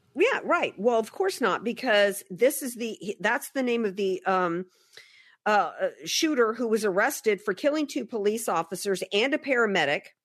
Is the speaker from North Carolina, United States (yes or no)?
no; New Orleans, Louisiana, United States; moved away; I grew up in the Deep South